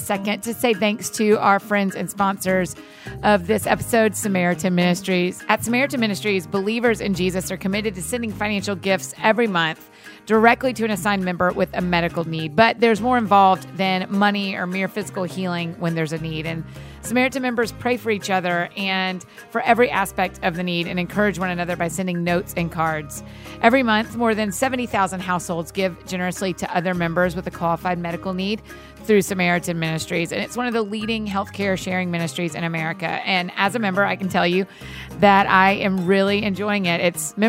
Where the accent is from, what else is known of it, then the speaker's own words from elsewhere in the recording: Atlanta, Georgia, United States; I grew up in Atlanta.